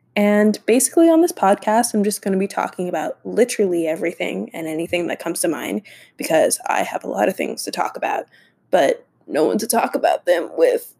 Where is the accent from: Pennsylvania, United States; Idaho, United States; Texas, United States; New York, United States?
Texas, United States; Dallas; I'm from Dallas, so I'm American